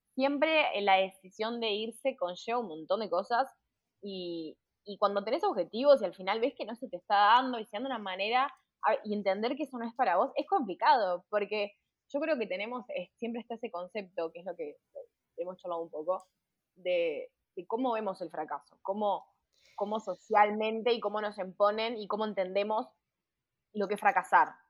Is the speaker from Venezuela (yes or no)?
no; Uruguay; moved away as an adult; now in Pamplona, Spain; soy la única uruguaya